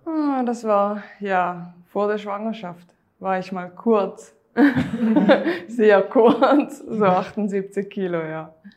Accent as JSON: {"language": "German", "country": "Switzerland", "said": "wie man hört, ich komme aus der Schweiz"}